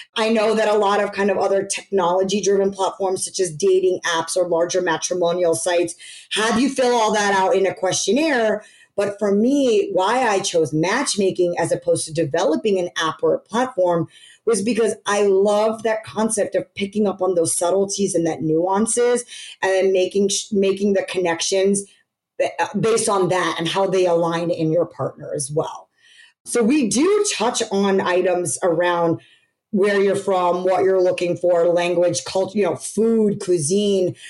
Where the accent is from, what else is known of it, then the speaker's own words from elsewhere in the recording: United States; being born and raised in America, growing up here, going into college here